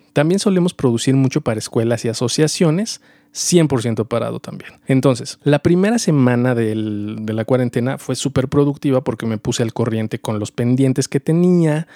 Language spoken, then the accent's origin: Spanish; Mexico; also born or lived in Mexico City; Soy mexicano, vivo en la Ciudad de México